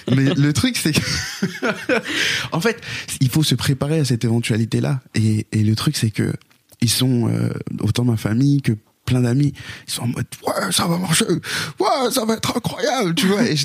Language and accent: French; Haiti; je suis né en Haïti et chez les Haïtiens, le dernier